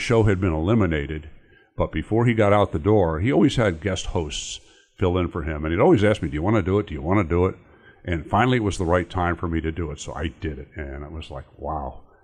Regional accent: New Jersey, United States; moved away as an adult; now in Indiana, United States; I'm originally from New Jersey, and I came out here to go to Notre Dame.

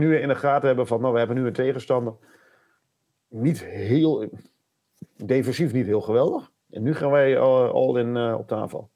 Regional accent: Netherlands; als echte Nederlanders

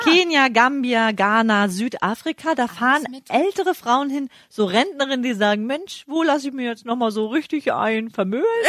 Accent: Greifswald, Mecklenburg-Vorpommern, Germany; ich komme ja aus Greifswald

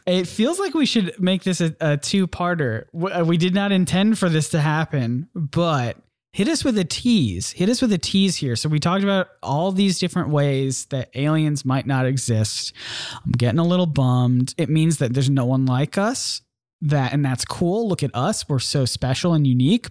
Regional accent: South Carolina, United States; South Carolina

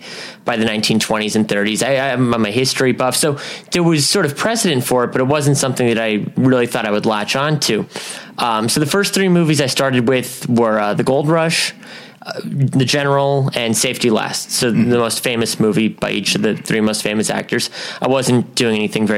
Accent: Huntington Beach, California, United States; From Huntington Beach, California

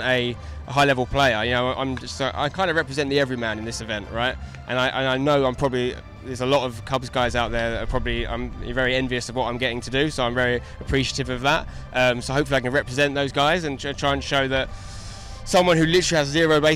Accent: England, United Kingdom; I'm an English soccer guy

